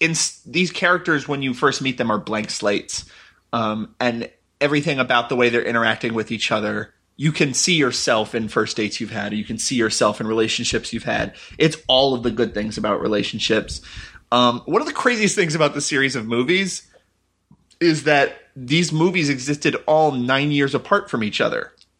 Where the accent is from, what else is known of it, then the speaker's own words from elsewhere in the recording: Texas, United States; If I was to think I'm proud of growing up in Texas, which I'm not, I don't really have much civic pride of any kind because I moved around so much growing up